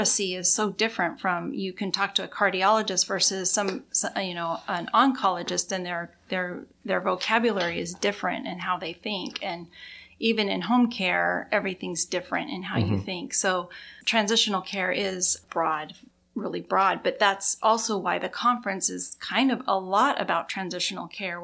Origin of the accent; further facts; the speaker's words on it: Idaho, United States; moved away as an adult; also born or lived in Seattle, Washington / Maui, Hawaii / Bellevue, Washington; I grew up in Idaho